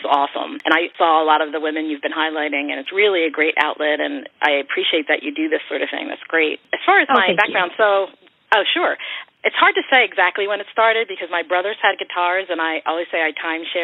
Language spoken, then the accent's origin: English; Philadelphia, Pennsylvania, United States; I grew up in Kensington and Philadelphia in a row home